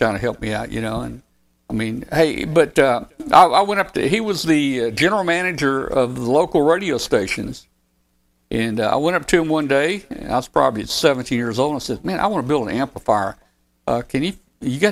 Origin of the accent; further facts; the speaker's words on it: 13 miles from Osceola, Arkansas, United States; I had a friend that lived up in Osceola, Arkansas. It was 13 miles from my hometown.